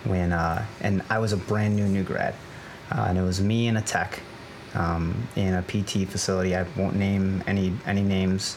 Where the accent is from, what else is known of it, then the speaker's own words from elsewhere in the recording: Chicago, Illinois, United States; moved away as an adult; now in Baltimore, United States; I'm originally from Chicago